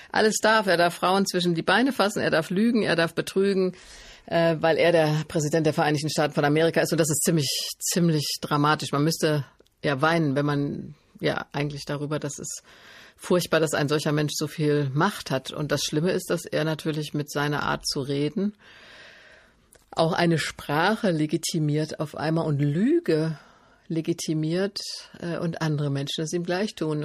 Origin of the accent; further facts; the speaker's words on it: Stadtallendorf, Hesse, Germany; also born or lived in Marburg; ich bin in Stadt Allendorf groß geworden, bin in Marburg zur Schule gegangen